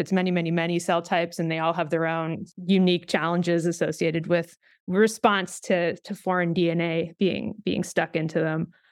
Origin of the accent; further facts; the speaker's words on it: Canada; moved away; I'm Canadian